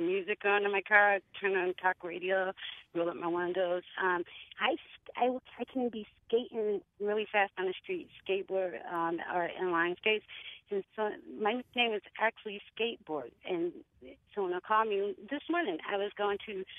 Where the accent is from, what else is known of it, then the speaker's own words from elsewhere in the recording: Meriden, Connecticut, United States; I grew up in Meriden